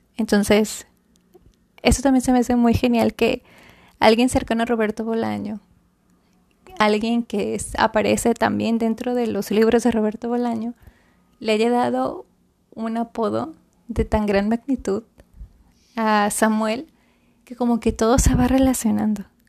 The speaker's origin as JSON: {"language": "Spanish", "town": "Monterrey", "region": "Nuevo León", "country": "Mexico", "tie": "born or raised there", "said": "la ciudad en donde yo nací"}